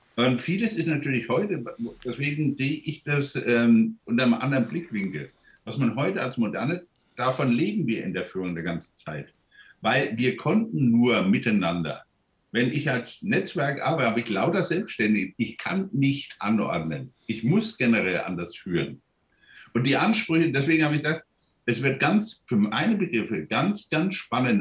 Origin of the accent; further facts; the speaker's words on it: Germany; wir als Deutsche